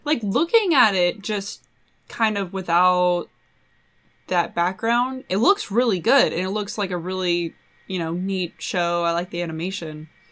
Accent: Washington, United States; I'm from Washington.

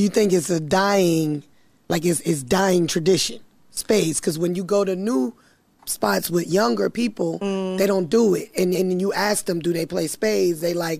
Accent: South Carolina, United States; also born or lived in Las Vegas; I'm from South Carolina.

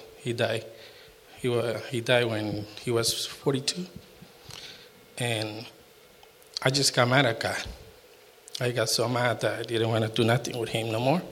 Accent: Costa Rica; now in United States; I'm from Costa Rica

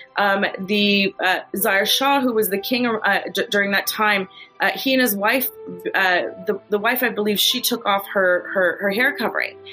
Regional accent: United States; also born or lived in Kabul, Afghanistan; I was born in Kabul, Afghanistan. I, I, live in America. I've grown up here since I was two years old. So America's all that I know.

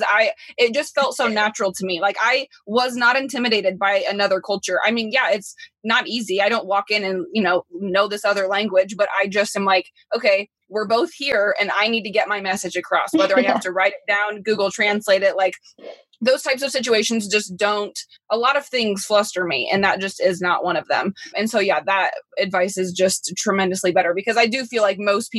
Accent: Midwest, United States; someone like myself growing up in the Midwest

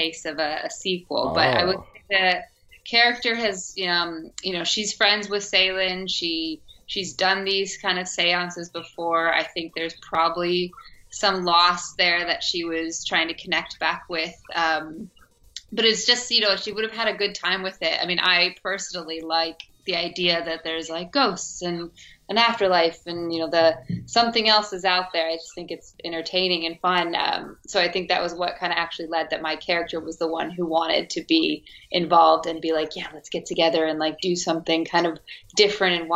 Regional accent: Arizona, United States; accent: American; moved away as an adult; also born or lived in Los Angeles, United States; now in United Kingdom; I am American. I am originally from Arizona, but I came out here in 2014 to do my master's at the Royal Central School of Speech and Drama

